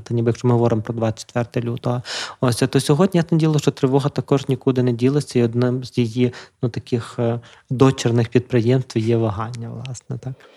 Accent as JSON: {"language": "Ukrainian", "town": "Lviv", "region": "Lviv Oblast", "country": "Ukraine", "tie": "born or raised there", "said": "питому львівського хлопця, який живе у Львові"}